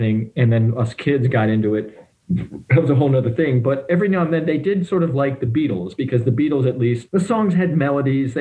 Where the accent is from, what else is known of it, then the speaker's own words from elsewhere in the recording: Detroit, Michigan, United States; I grew up in the Detroit, Ann Arbor area